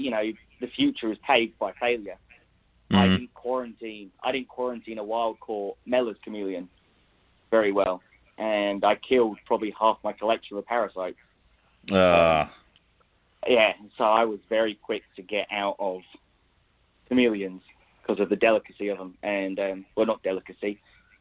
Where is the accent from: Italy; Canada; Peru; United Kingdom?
United Kingdom; England; accent: English; now in United States; I grew up in England, obviously. So I spent a lot of time in London at London Zoo